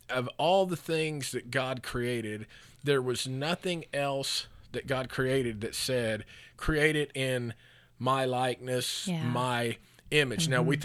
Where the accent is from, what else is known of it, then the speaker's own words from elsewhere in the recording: Oklahoma, United States; we're from Oklahoma.